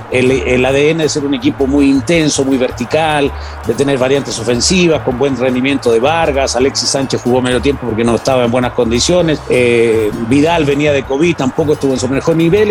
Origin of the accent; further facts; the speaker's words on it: Chile; Vengo de Chile